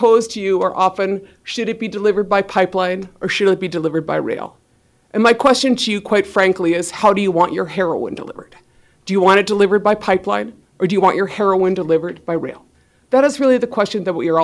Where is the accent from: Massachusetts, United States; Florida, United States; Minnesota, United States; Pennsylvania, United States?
Minnesota, United States; I represent the home team because I'm from Minnesota